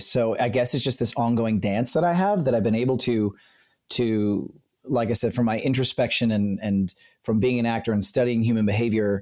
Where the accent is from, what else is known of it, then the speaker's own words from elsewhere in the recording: South Central Pennsylvania, United States; grew up in South Central Pennsylvania.